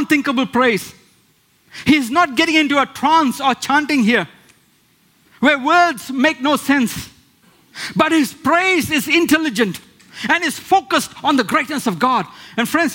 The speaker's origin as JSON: {"language": "English", "country": "India", "moved": "yes", "said": "where I come from India, where we have small idols"}